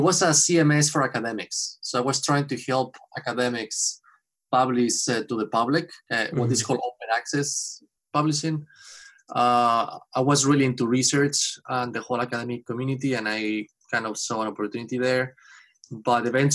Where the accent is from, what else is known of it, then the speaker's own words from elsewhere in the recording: Spain; moved away as an adult; now in Boston, United States; I'm from Spain. I've been in Boston for 10 years now